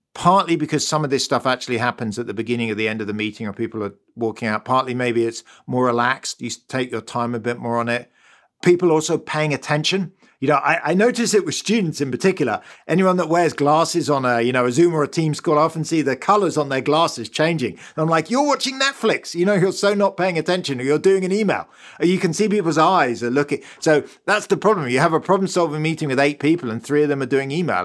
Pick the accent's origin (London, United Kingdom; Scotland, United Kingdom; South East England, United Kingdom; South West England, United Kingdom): London, United Kingdom; accent: British; moved away as an adult; now in Stanford, United States; You can probably hear I'm British. I grew up in London.